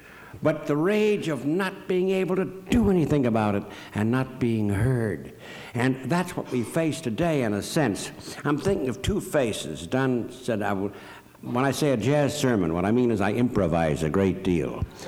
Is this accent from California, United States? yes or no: no; Chicago, Illinois, United States; I come from Chicago